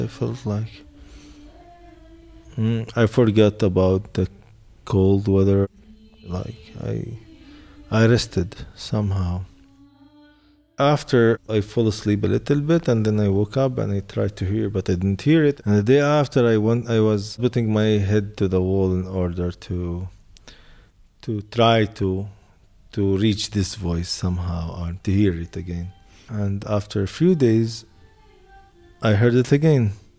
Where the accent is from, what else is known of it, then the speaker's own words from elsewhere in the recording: Jerusalem, Palestine; now in Jericho, Palestine; I'm originally from Jerusalem. Now I live in Jericho. I'm 42 years old.